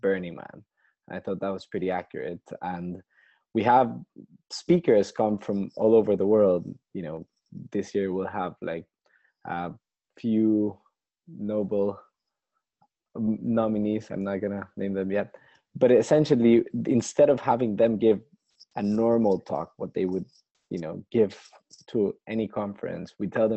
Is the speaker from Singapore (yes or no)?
no; Costa Rica; now in London, United Kingdom; back in my home country of Costa Rica